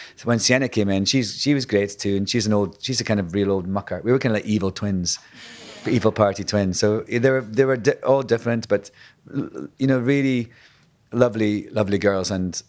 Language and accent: English; Scotland, United Kingdom; when I was at drama school, being Scottish, I was... told then, kind of an archaic sort of way, that I would never work unless I, you know, learned how to speak in RP, received posh English, basically. So from the word go, I had to learn how to lose my accent